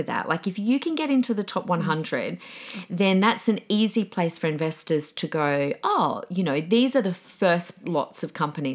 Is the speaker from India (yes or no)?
no; Adelaide, South Australia, Australia; now in Queensland, Australia; I grew up in Adelaide